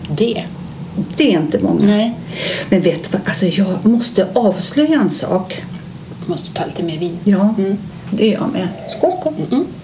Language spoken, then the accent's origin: Swedish; Dalarna County, Sweden; now in Stockholm, Sweden; är 65 år, bor också i Stockholm, har mitt ursprung från Dalarna